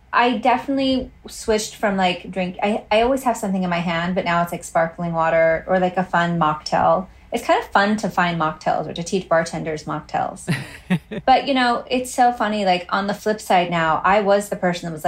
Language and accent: English; Utah, United States; moved away as an adult; also born or lived in Hawaii; now in Los Angeles, United States; I am originally from Hawaii in Utah. I moved to LA 20 years ago